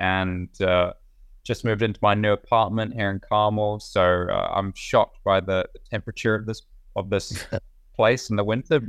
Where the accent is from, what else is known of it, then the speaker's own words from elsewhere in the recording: New Zealand; born there; There's only one hospital in New Zealand, so naturally we were.